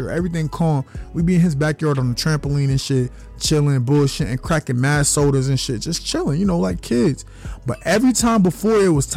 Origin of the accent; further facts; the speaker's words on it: New York, United States; I'm from New York